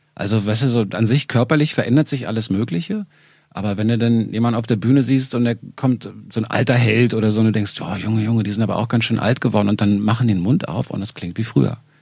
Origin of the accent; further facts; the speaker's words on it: Berlin, Germany; eine Sendung mit zwei Westberlinern